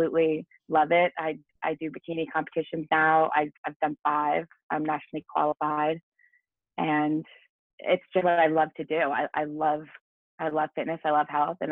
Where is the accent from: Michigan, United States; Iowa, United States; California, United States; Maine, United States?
Maine, United States; moved away as an adult; now in South Florida, United States; I'm originally from Maine. So I live in South Florida now